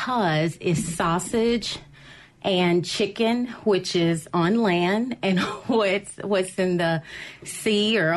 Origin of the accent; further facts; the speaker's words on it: Jackson, Mississippi, United States; I am born and raised in Jackson, went to Callaway, graduated